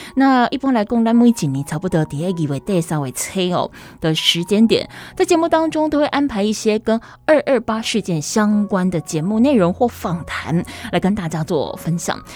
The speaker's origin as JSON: {"language": "Chinese", "country": "Taiwan", "tie": "born or raised there", "said": "我们生在这边，长在这边，又住了这么的久"}